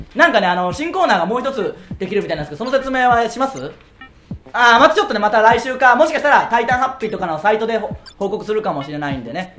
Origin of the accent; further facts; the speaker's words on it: Tsuyama, Okayama, Japan; 僕らの地元である岡山県津山市